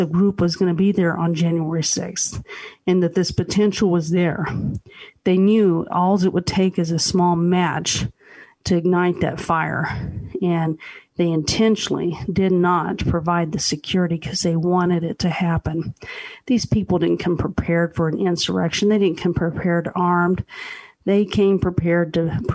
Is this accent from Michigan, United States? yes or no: no; Texas, United States; I was from Texas, so hockey was not a big sport in Texas